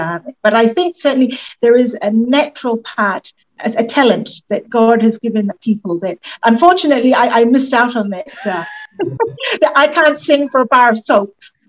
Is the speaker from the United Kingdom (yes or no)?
no; Tonga; moved away as an adult; now in United States